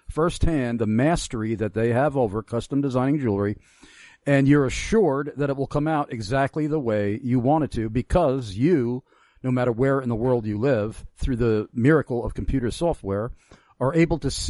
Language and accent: English; Long Island, New York, United States; growing up on Long Island